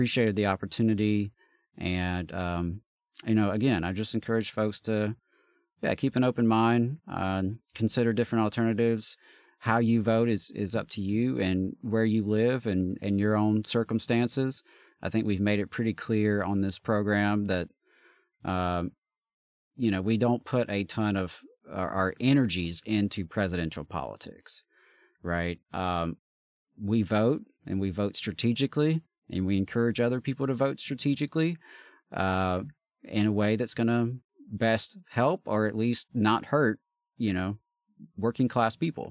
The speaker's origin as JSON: {"language": "English", "region": "Alabama", "country": "United States"}